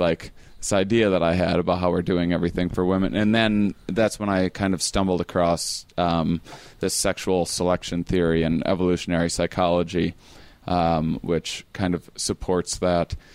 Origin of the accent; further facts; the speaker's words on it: small town outside La Crosse, Wisconsin, United States; a small town in, in Wisconsin. It's outside of the city called La Crosse.